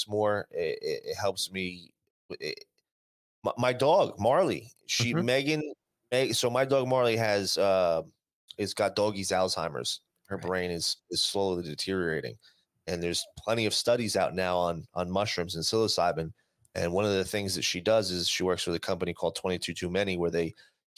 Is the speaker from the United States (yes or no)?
yes; New Jersey, United States; moved away as an adult; now in Las Vegas, United States; I've been doing this my entire growing up in Jersey, going to the Jersey Shore.